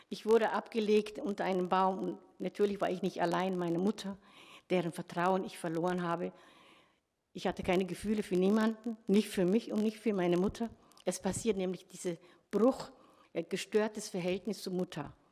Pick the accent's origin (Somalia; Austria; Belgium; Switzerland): Somalia; born there; ich bin in Somalia geboren, äh, 1964